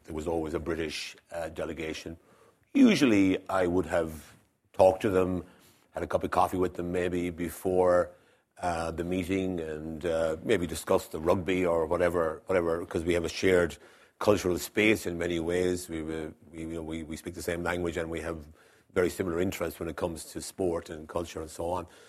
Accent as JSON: {"language": "English", "country": "Ireland"}